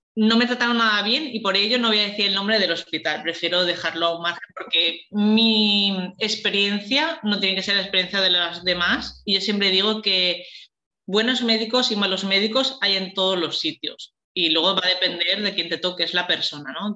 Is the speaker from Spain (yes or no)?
yes; Valencia, Valencian Community, Spain; soy de Valencia